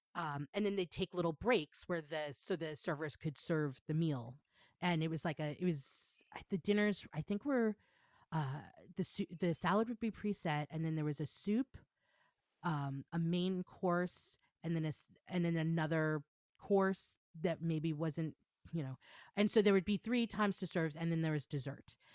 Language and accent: English; Long Island, New York, United States; moved away as an adult; also born or lived in New Paltz, New York; now in Chicago, United States; I grew up in Long Island, New York